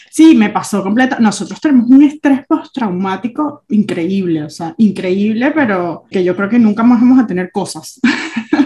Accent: Argentina; now in Switzerland; Cuando yo me mudé de Argentina a Suiza, yo hice muy consciente como todas las cosas que no quería repetir.

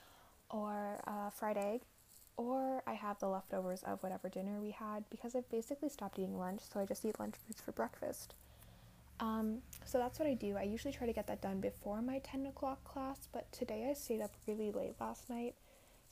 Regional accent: Alberta, Canada; now in Montreal, Canada; I'm originally from Alberta, and there is snow on the ground in my hometown.

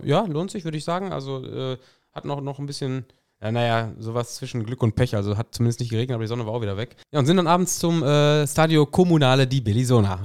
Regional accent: North Rhine-Westphalia, Germany; hier in Westfalen

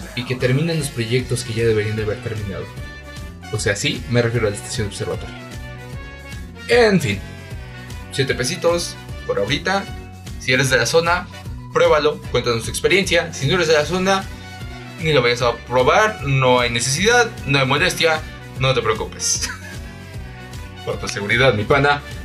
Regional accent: Mexico City, Mexico; Seguimos siendo todos chilangos

